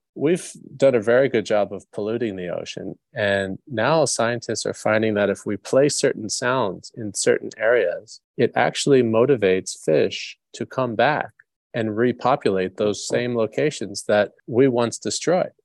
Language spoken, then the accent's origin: English; New York, United States; I grew up in New York